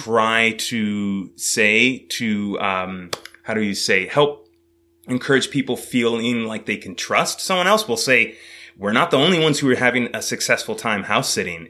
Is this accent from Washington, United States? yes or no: no; California, United States; moved away; also born or lived in New York City; originally, I was born in California